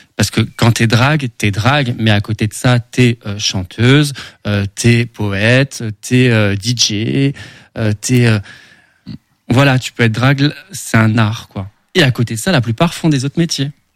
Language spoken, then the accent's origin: French; Sedan, Grand Est, France; Je suis né à Sedan.